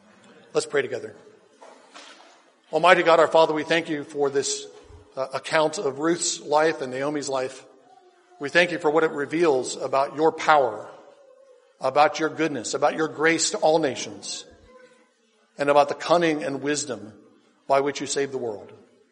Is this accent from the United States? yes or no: yes; United States; Why do we exist as American Christians, as an American church?